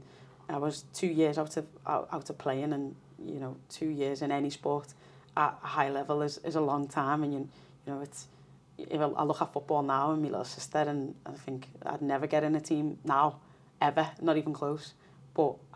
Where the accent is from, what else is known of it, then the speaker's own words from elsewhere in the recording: Liverpool, North West England, United Kingdom; where we'd moved to was a bit more affluent than where I grew up in Liverpool